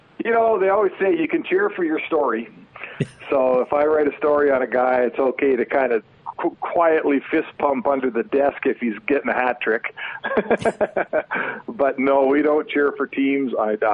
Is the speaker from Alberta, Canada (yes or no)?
yes; Edmonton, Alberta, Canada; I grew up in Edmonton